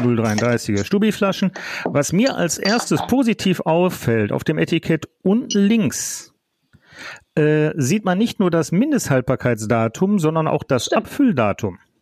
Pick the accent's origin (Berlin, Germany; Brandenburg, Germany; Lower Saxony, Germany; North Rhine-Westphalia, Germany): North Rhine-Westphalia, Germany; Duisburg; die Gegend, wo ich groß geworden bin im weitesten Sinne, und zwar die Friemersheimer Rheinauen